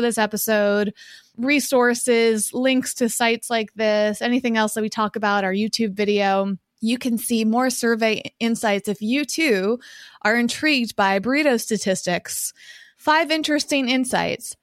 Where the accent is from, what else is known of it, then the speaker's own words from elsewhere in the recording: Massachusetts, United States; moved away as an adult; now in Southern California, United States; when I was growing up in Massachusetts